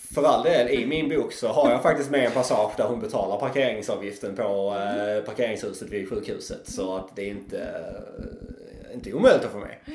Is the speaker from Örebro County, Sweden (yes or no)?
no; Trelleborg, Skåne, Sweden; also born or lived in Karlskrona; now in Malmö, Sweden; jag är här nerifrån. Jag kom från Trelleborg ursprungligen men har bott och levt väldigt mycket i Malmö.